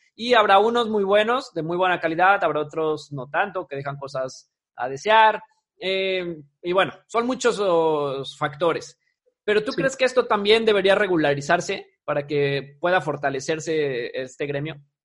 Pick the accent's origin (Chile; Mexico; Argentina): Mexico; esa parte cultural de como mexicanos